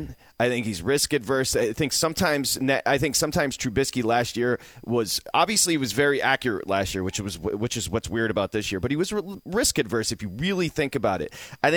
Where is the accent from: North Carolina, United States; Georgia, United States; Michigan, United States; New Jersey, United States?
Michigan, United States; I grew up in Michigan.